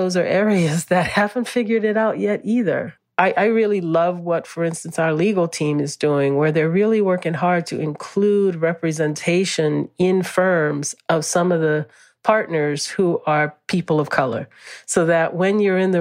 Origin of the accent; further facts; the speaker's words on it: New Orleans, Louisiana, United States; moved away; since I was a little girl growing up in New Orleans